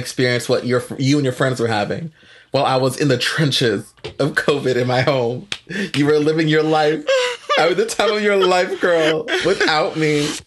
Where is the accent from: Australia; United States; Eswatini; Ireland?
United States; Northern Virginia; also born or lived in El Salvador; now in Texas, United States; growing up in Northern Virginia